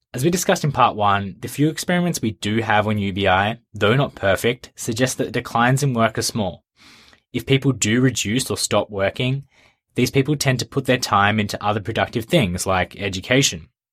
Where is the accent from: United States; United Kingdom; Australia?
Australia; my home country, Australia